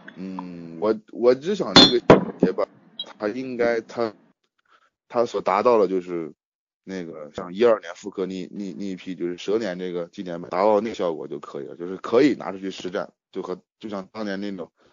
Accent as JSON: {"language": "Chinese", "region": "Shanxi", "country": "China", "said": "我是山西的"}